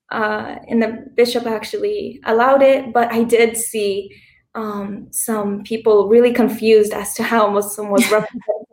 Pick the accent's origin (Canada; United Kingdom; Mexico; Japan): Canada; Hamilton, Ontario; moved away as an adult; also born or lived in Lebanon; I was born and raised in Hamilton in Canada most of my life